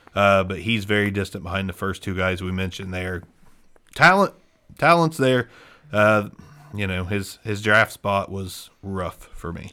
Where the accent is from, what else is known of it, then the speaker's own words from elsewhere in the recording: Ohio, United States; we're from Ohio as well